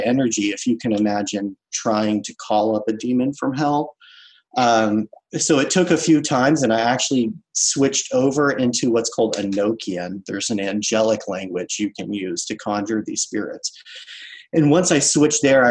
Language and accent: English; New Orleans, Louisiana, United States; now in Baltimore, United States; I'm originally from the New Orleans area